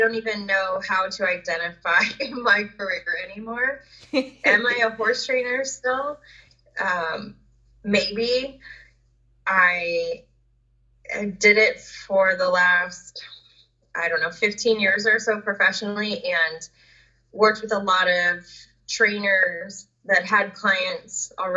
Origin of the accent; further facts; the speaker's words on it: Southern California, United States; I grew up down in Southern California